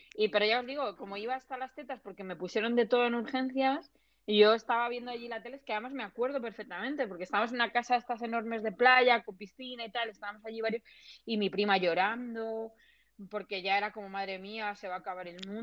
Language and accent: Spanish; Alcalá, Spain; yo soy de Alcalá